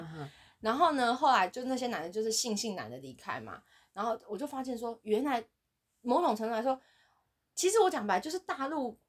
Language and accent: Chinese; Taiwan; moved away; 我是从台湾来的。